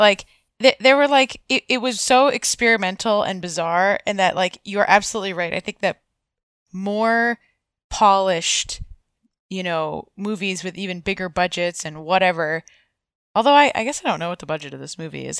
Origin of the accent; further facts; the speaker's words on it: United States; I am from the United States